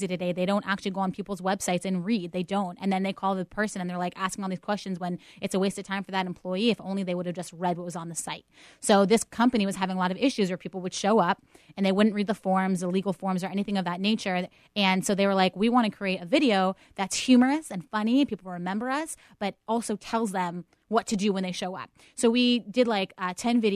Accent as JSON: {"language": "English", "town": "Pittsburgh", "region": "Pennsylvania", "country": "United States", "tie": "born or raised there", "moved": "yes", "said": "I'm born and raised in Pittsburgh."}